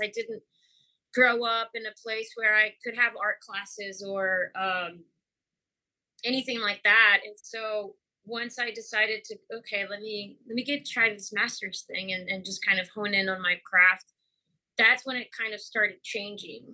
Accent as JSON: {"language": "English", "country": "Mexico", "tie": "born or raised there", "moved": "yes", "lives_now": "Houston, United States", "said": "I grew up in Mexico"}